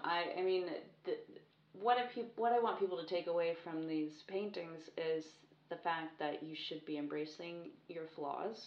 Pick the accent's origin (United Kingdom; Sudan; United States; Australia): United Kingdom; also born or lived in France; I grew up just outside of London